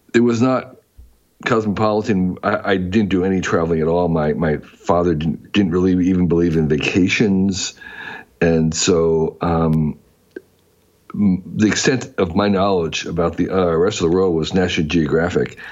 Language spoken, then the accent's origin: English; New Jersey, United States; moved away as an adult; I grew up in New Jersey